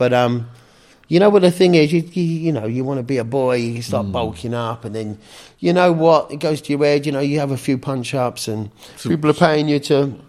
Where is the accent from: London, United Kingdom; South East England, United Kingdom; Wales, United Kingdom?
South East England, United Kingdom; Canterbury; moved away; also born or lived in Margate / Winchester; I was born in England. Which part? Down in Margate. So I was Canterbury originally.